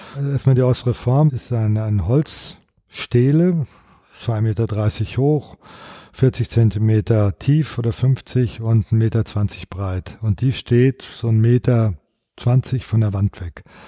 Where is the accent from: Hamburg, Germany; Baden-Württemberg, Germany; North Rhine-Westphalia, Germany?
North Rhine-Westphalia, Germany; Sauerland; Ich komme ja aus dem Sauerland, Westfalen.